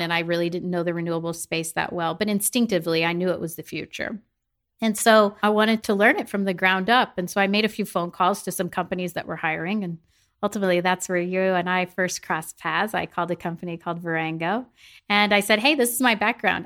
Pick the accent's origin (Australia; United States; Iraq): United States; the Midwest, the Show Me State, Missouri; I'm from the Midwest. I grew up in a small town of 10,000 people